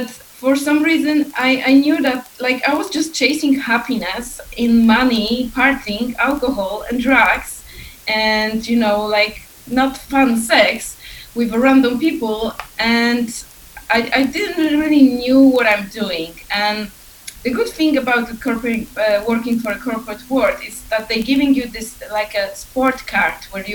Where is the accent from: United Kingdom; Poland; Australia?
Poland; now in Iceland; I am originally from Poland. I'm currently living in Iceland.